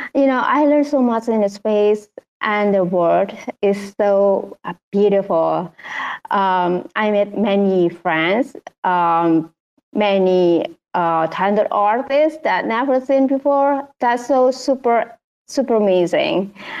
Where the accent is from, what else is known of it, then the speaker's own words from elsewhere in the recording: Indonesia; I'm traditional painter from Indonesia